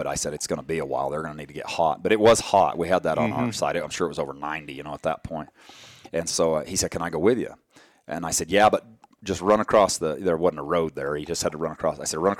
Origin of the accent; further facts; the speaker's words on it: Colorado, United States; Where we grew up in Colorado, there weren't any bears then.